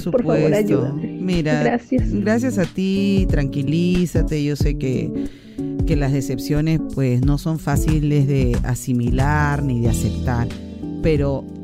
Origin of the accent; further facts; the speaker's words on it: Lima, Peru; now in Trujillo, Peru; Yo no tengo a nadie aquí. Yo no soy de Trujillo, yo soy de Lima. Pero no sé si irme a Lima o alejarme buscando otro lugar para vivir.